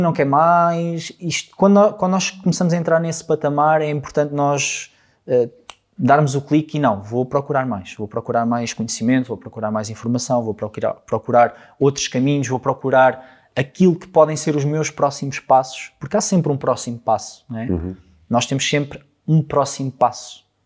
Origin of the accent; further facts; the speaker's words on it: Alcobaça, Centro, Portugal; moved away; eu não sou de cá, eu sou de Alcobaça, sou de uma terra mais pequenina